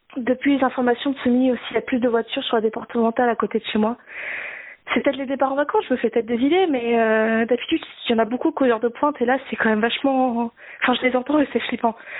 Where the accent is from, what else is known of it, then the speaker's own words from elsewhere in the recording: Nord, Hauts-de-France, France; je suis du Nord